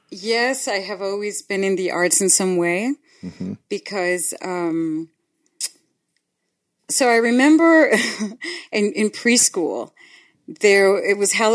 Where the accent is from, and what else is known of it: Tijuana, Baja California, Mexico; born or raised there; accent: Tijuana accent; English is a second language; moved away as an adult; also born or lived in Los Angeles; now in United States